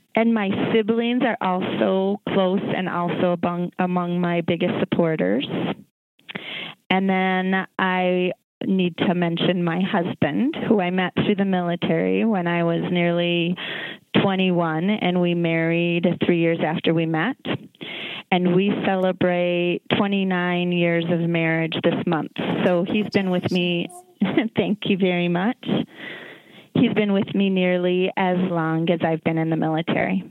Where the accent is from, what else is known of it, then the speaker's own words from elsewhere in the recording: Minneapolis, Minnesota, United States; I grew up in Northeast Minneapolis